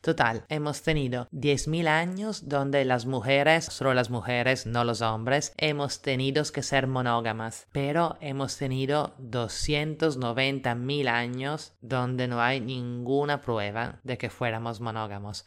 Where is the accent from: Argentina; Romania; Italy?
Italy; now in Lima, Peru; italiana en Lima